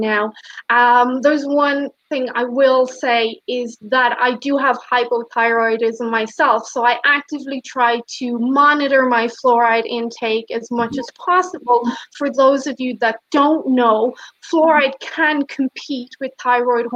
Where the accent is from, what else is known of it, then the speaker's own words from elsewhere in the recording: Ireland; moved away; My home country, Ireland